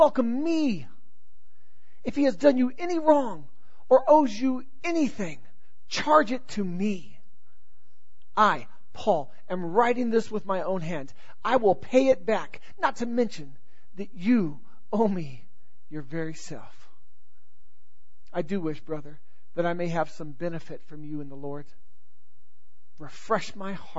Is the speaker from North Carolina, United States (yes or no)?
yes; North Carolina, United States; accent: Southern; I was born in North Carolina